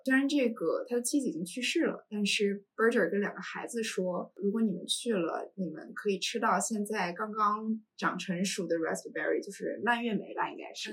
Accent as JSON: {"language": "Chinese", "town": "Harbin", "region": "Heilongjiang", "country": "China", "tie": "born or raised there", "also_born_or_lived": "Syracuse, United States", "moved": "as an adult", "lives_now": "Beijing, China", "said": "我从小在东北长大， 嗯 哈尔滨这个城市，然后冬天的那种肃杀感，在我的童年印象里面非常深刻"}